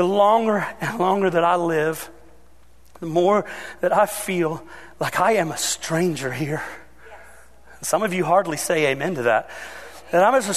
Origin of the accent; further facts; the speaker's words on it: Ohio, United States; I grew up in Ohio.